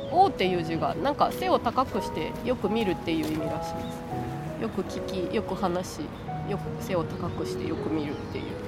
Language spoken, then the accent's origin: Japanese; Kinki, Japan; 私近畿地方の出身なんですけど